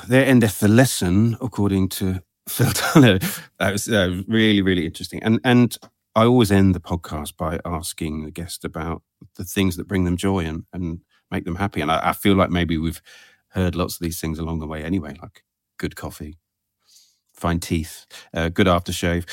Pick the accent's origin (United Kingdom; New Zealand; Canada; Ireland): United Kingdom; England; I'm so English